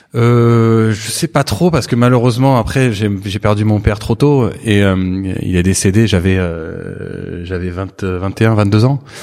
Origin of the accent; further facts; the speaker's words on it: Saint-Émilion, Nouvelle-Aquitaine, France; also born or lived in Bordeaux / Libourne; j'ai grandi ici. Je suis né à, à Bordeaux.